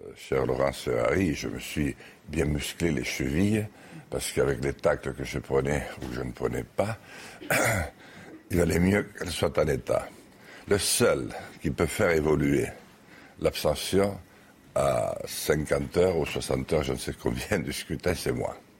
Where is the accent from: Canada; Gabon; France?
France; Lourdios-Ichère, Nouvelle-Aquitaine; moved away; also born or lived in Paris; où j'habite plus, d'ailleurs actuellement plus souvent qu'à lourdes Gichère, mon village natal